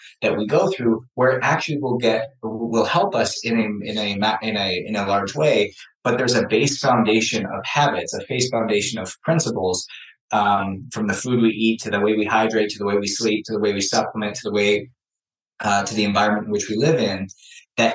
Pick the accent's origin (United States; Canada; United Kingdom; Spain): Canada; I was born in Canada, hockey player